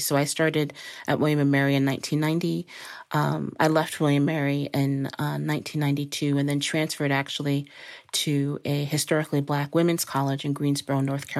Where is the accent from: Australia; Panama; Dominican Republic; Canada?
Dominican Republic; also born or lived in Costa Rica / Thailand / Belgium; So I grew up in the Dominican Republic, Costa Rica, Thailand, and Belgium.